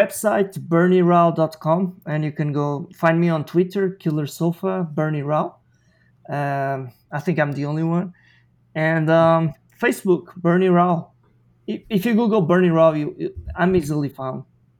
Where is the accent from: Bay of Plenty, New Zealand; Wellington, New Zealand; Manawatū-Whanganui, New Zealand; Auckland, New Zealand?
Wellington, New Zealand; I've been in Australia for a few months, but I'm actually from New Zealand. That's where we live, in Wellington.